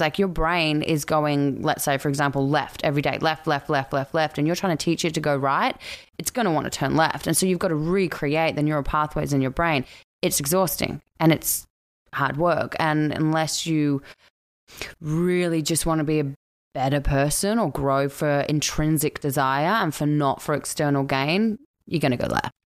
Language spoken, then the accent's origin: English; Australia; accent: Australian; moved away as an adult; now in Vancouver, Canada; I'm Australian